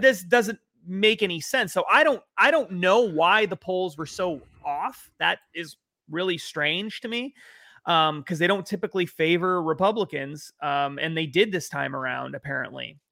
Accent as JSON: {"language": "English", "region": "New England", "country": "United States", "said": "I'm from New England"}